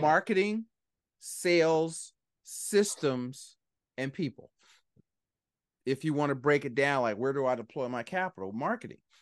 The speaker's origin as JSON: {"language": "English", "town": "Philadelphia", "region": "Pennsylvania", "country": "United States", "said": "I'm from Philly"}